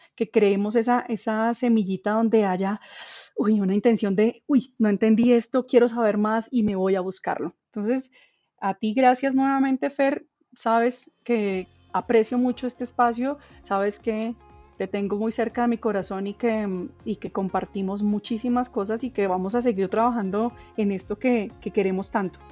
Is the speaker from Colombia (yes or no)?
yes; Colombia; tenemos nosotros como población colombiana